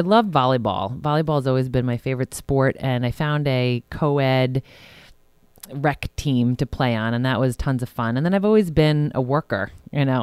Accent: Huntington, New York, United States; moved away as an adult; also born or lived in Arizona / Rhode Island; now in Westchester, United States; I grew up in Huntington, New York, which is a part of Long Island, New York. And I spent, um, my entire childhood there

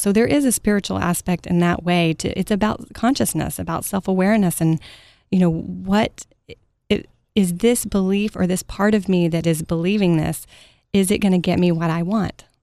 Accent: Mesquite, Texas, United States; I grew up in Mesquite, Texas, home of the rodeo, right outside of Dallas, Texas.

